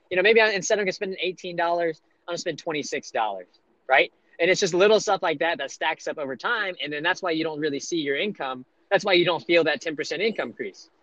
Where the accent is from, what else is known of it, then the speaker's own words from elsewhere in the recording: Monroe, Louisiana, United States; moved away; I'm from uh, the redneck part of Louisiana, northeast Louisiana, Monroe